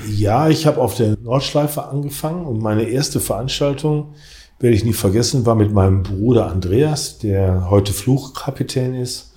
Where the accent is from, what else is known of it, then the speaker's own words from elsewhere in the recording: Essen, North Rhine-Westphalia, Germany; im Freundeskreis hier bei uns in Essen